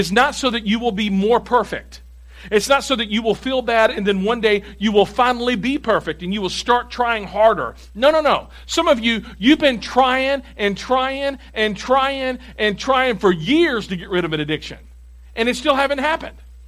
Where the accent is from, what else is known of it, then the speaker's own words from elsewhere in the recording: Tennessee, United States; I'm from Tennessee